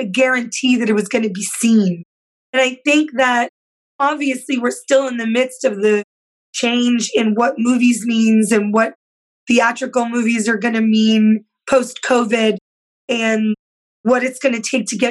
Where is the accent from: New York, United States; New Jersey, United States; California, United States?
New York, United States; Yonkers; when I was growing up in Yonkers